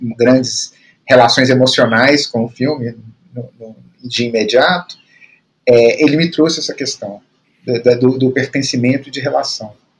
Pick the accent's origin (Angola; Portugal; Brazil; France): Brazil; Belo Horizonte, Minas Gerais; eu cresci em Belo Horizonte